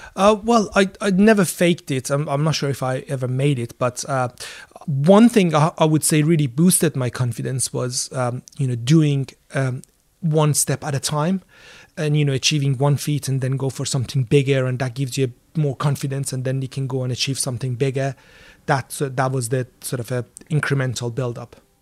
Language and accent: English; Iran; now in London, United Kingdom; I grew up in Iran